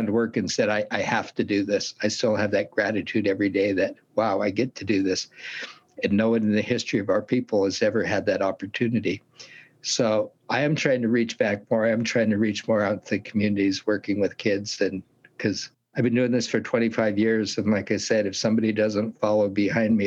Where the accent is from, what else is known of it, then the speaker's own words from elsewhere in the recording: Southern Oregon, United States; also born or lived in Portland, Oregon; now in Eugene, United States; I grew up down in Southern Oregon and left there when I was 16